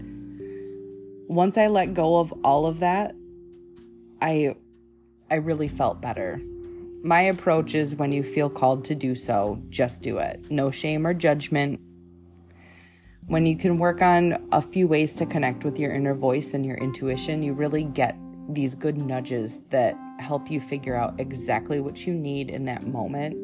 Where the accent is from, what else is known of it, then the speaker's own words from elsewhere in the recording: Michigan, United States; I grew up in Michigan